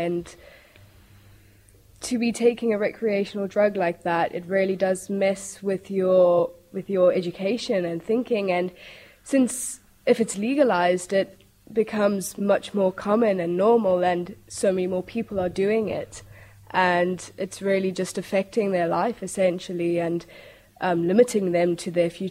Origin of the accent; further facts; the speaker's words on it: South Africa; now in Isle of Man; So I'm from South Africa